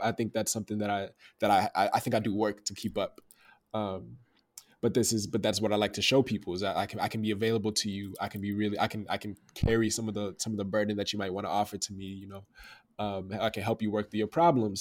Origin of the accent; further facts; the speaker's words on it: Dallas, Texas, United States; I'm from Oak Cliff, Dallas, Texas